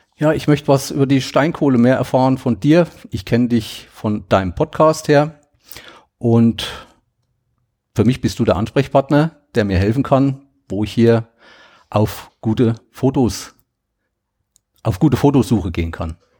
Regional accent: Thuringia, Germany; ich komme aus Thüringen

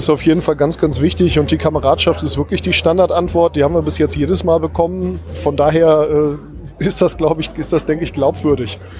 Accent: Northern Germany, Germany; Ich komme aus Norddeutschland, ich habe das mit dem Glück auf noch nicht so drauf.

